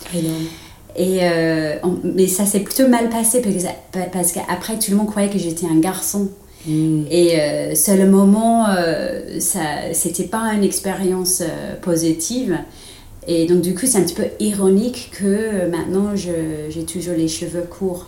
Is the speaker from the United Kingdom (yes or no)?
yes; England, United Kingdom; French is a second language; moved away as an adult; now in France; je suis anglaise